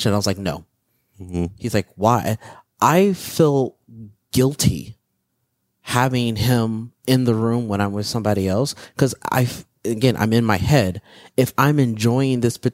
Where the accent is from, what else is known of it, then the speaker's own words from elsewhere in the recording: Midwest, United States; growing up in the Midwest